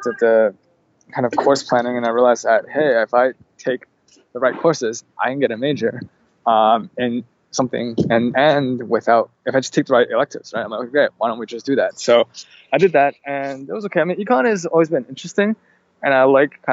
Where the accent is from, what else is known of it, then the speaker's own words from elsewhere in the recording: Canada; Canadian entrepreneurs, a lot of times we kind of aren't as aggressive as American counterparts